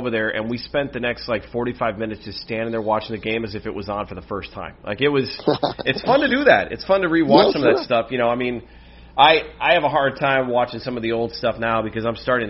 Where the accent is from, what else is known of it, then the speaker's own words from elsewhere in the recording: Wisconsin, United States; also born or lived in Illinois; I didn't get into watching the Packers until a couple of years after I moved out to the Wisconsin locale. And I came from Illinois